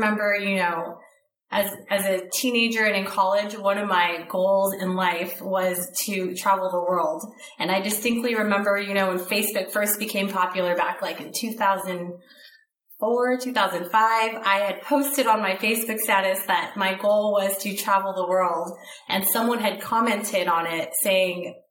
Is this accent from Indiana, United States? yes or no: no; Southern California, United States; I grew up in California, Southern California